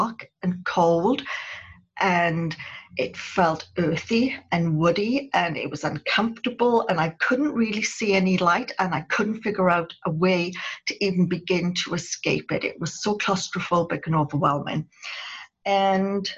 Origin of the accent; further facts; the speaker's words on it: United Kingdom; moved away; I'm a Brit. And so we always have to look our best whenever we go out. That's something we were brought up to do as children